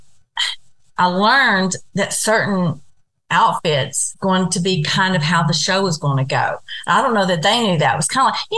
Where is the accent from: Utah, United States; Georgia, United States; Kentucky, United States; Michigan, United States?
Kentucky, United States; I'm from Kentucky